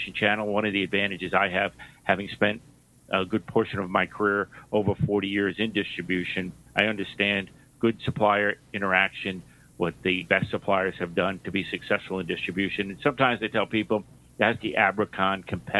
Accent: New York, United States; You may have noticed from my accent, I grew up in New York

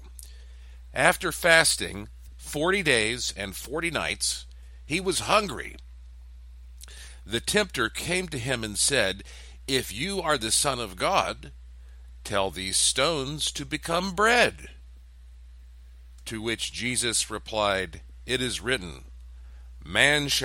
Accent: Western North Carolina, United States; I was raised up in the South, in Billy Graham land, where there is a church on the corner of every street in Western North Carolina

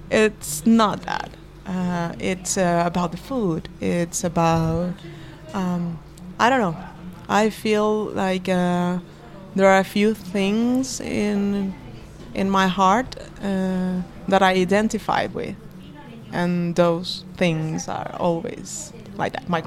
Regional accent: Chile; also born or lived in Venezuela; I was born to a Spanish mother and a Venezuelan father, and then I grew up in Chile.

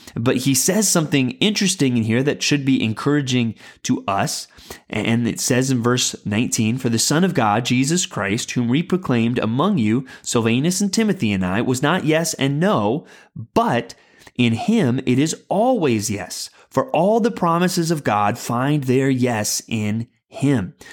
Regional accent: San Antonio, Texas, United States; I grew up in San Antonio, Texas, famously the home of the Alamo

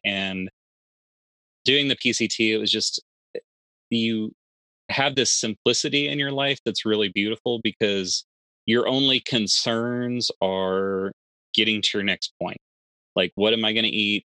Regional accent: Texas, United States; I'm from Texas

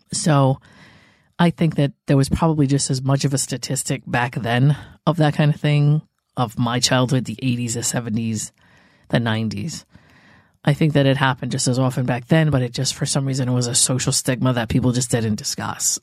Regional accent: New England, United States; born or raised there

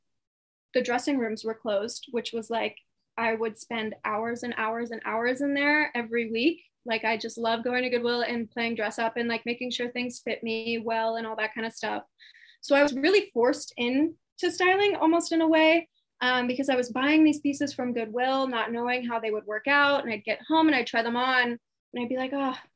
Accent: Indianapolis, Indiana, United States; moved away as an adult; now in Austin, United States; I moved to Austin, Texas from my hometown, Indianapolis

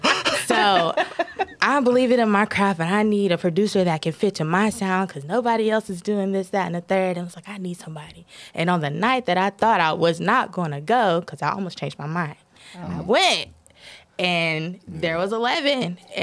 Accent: Greensboro, North Carolina, United States; I grew up in Greensboro, and as an artist, there is a decent artist community there.

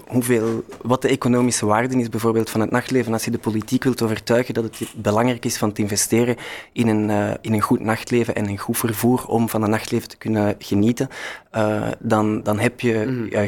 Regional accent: Brussels, Brussels-Capital Region, Belgium; als Brusselaar

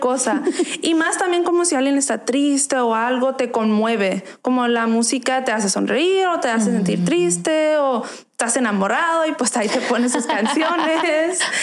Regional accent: Arizona, United States; also born or lived in Nogales, Sonora, Mexico; yo nací en Nogales, pero yo crecí aquí en Arizona desde chiquita, pues me trajeron para acá

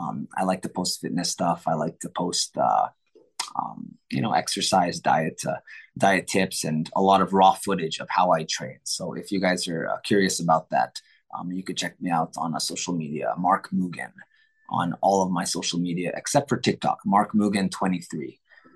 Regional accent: Tokyo, Japan; My brother and I, we're born and raised in Tokyo, Japan. Even though I'm Phil Am, my bro, yeah, my mom is Filipino, my dad is American, but we grew up in Japan because my parents were international school teachers.

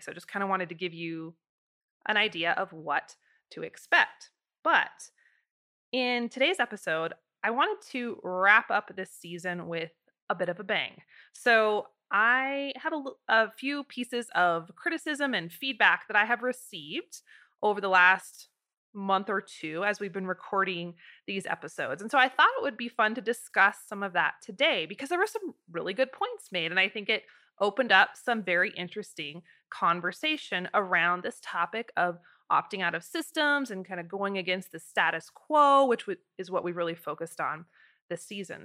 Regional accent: United States; living in America as an American

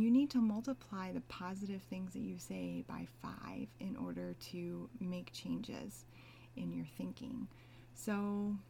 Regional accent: United States; I'm Asian American

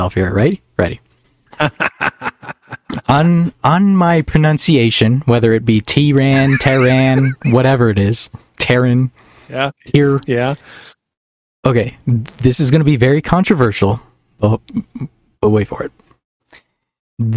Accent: northern Minnesota, United States; I'm not Canadian, though. I grew up in northern Minnesota

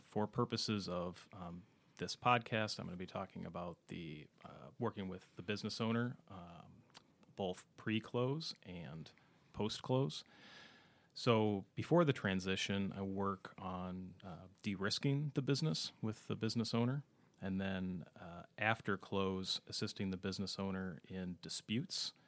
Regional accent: Minneapolis–Saint Paul, Minnesota, United States; also born or lived in Ohio; born and raised in the Twin Cities area

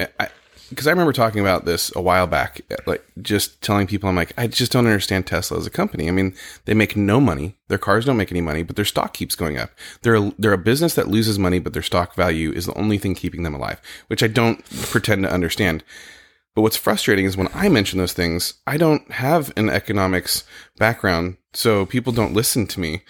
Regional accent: California, United States; also born or lived in Connecticut; now in Oregon, United States; I grew up in California

